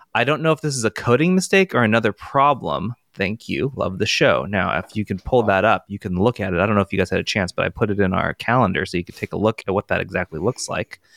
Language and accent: English; United States; I'm gonna say it as an American, Z eight